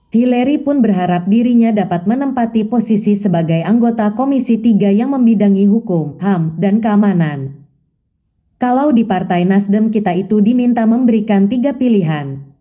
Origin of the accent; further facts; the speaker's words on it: North Sulawesi, Indonesia; karena memang saya dari Sulawesi Utara walaupun saya tahu saya akan berada untuk kepentingan Indonesia